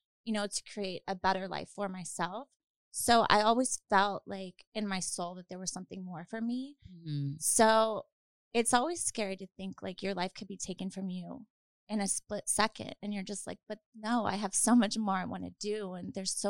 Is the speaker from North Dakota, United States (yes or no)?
no; Louisiana, United States; moved away; also born or lived in New Orleans, Louisiana; I'm from Louisiana originally